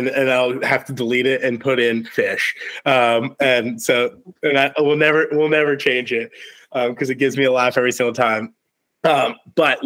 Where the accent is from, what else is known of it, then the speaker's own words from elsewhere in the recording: Virginia, United States; I'm from Virginia, from the 757